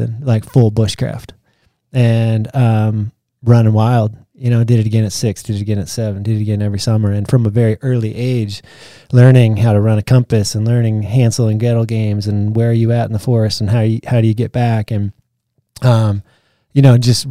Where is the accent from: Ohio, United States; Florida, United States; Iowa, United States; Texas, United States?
Iowa, United States; Marshalltown; I grew up in Marshalltown, Iowa